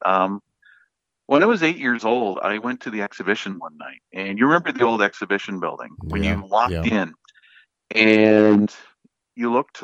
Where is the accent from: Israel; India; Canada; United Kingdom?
Canada; Miramichi, New Brunswick; also born or lived in Newcastle, New Brunswick; I was born at Miramichi Hospital. I grew up in Chatham on Riverside Drive until I was about 15